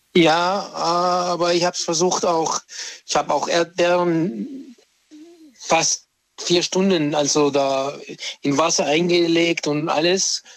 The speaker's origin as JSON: {"language": "German", "country": "Egypt", "moved": "yes", "lives_now": "Germany", "said": "weil ich bin ja Ägypter"}